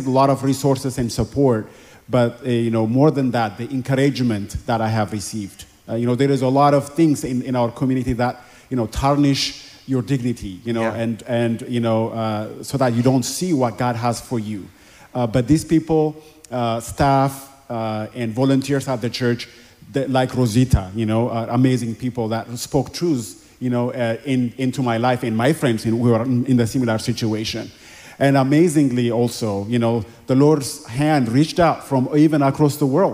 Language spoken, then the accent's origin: English; Addis Ababa, Ethiopia; moved away; I grew up in Ethiopia in a very impoverished community in Addis Ababa, Ethiopia